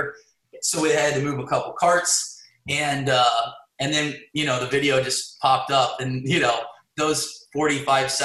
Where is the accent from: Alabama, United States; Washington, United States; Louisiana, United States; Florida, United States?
Florida, United States; Wellington; I'm from Wellington, West Palm